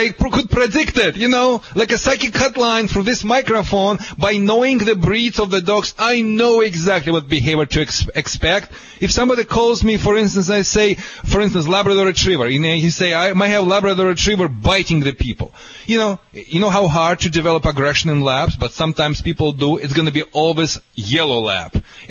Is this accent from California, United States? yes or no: yes; California, United States; accent: California; I hope you understand my accent too. It's a California accent.